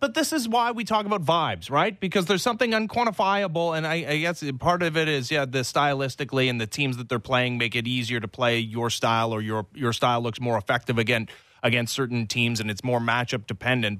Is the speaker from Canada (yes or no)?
yes; Canada; As a Canadian